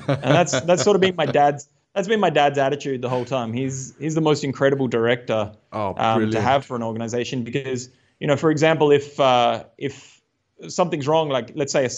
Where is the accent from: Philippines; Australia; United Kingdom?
Australia; moved away as an adult; also born or lived in Tasmania; now in Uttarakhand, India; growing up in Australia